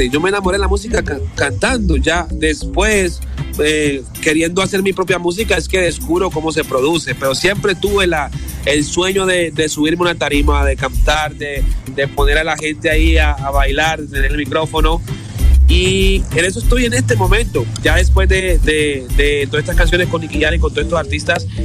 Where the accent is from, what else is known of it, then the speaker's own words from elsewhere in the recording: Chocó, Colombia; yo nací en Chocó. Eh, eso queda en el Pacífico colombiano. Eh, y bueno, ahí por eso tengo ese, ese sabor.